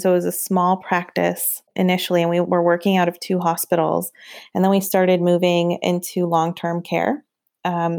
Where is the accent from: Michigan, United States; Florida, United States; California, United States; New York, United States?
California, United States; moved away; also born or lived in East Coast / Portland, Oregon; I was also on the East Coast and I'm from California